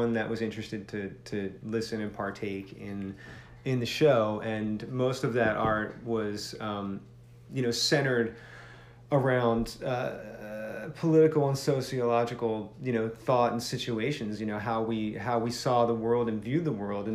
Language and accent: English; Philadelphia, Pennsylvania, United States; I grew up in and outside of Philadelphia